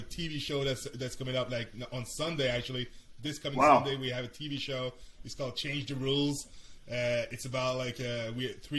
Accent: Canada; like I'm Canadian so I see the sports differently

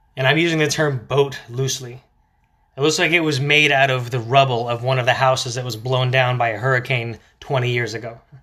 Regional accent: Florida, United States; growing up in Florida

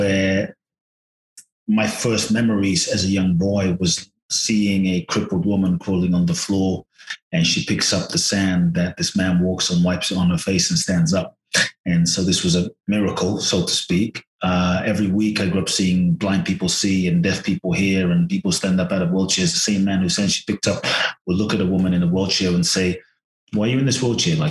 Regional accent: London, United Kingdom; moved away as an adult; also born or lived in Ghana; now in United States; I was born in Ghana, West Africa. My father's from Ghana. My mother's Japanese. I grew up in London till I was 18, and now the US and partly Mexico

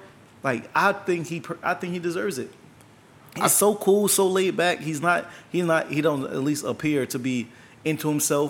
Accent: Tampa, Florida, United States; That's like my AM from Tampa. I'm from the South.

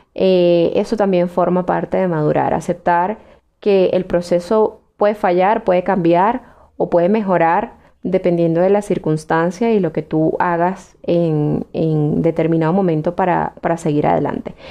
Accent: Venezuela; moved away as an adult; Para mí, lo mejor de ser venezolana fue lo que viví en aquel momento en el que fui feliz, en el que estuve con mi familia, con mis amigos, eh, en el que estudié, me gradué

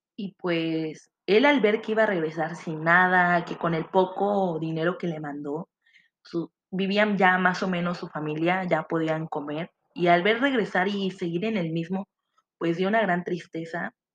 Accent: Mexico; nosotros los mexicanos

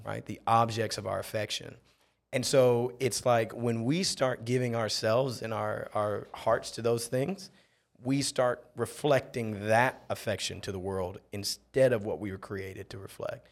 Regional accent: Akron, Ohio, United States; moved away as an adult; also born or lived in Townsville, Australia; now in Mexico; I'm, I'm originally from Akron, Ohio.

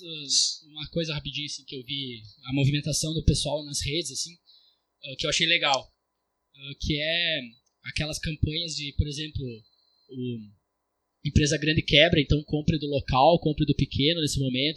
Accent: Brazil; eu sou brasileiro

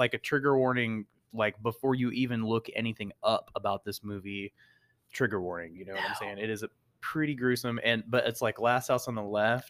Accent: Texas, United States; That's like as a Texan as well.

